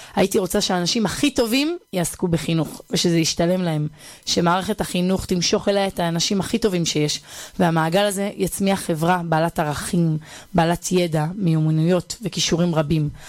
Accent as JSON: {"language": "Hebrew", "town": "Bar Yohai", "region": "Northern District", "country": "Israel", "tie": "born or raised there", "also_born_or_lived": "Hispin", "moved": "as an adult", "lives_now": "Ariel", "said": "אני גדלתי ביישוב בר יוחאי אה, שבצפון"}